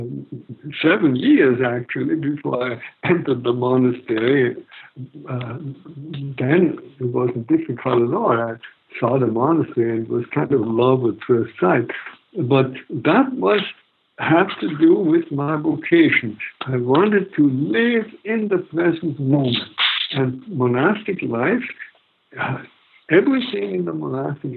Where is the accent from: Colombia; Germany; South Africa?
Germany; moved away; I grew up in Nazi Germany all my teens